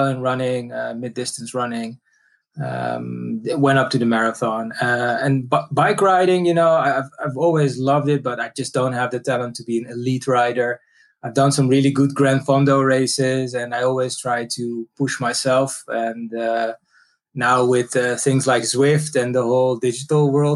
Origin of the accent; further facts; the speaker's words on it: Netherlands; born and raised in the Netherlands